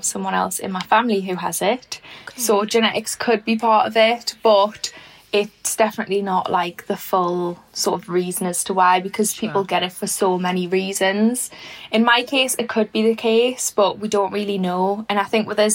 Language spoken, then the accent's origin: English; Newcastle upon Tyne, North East England, United Kingdom; I'm originally from Fenham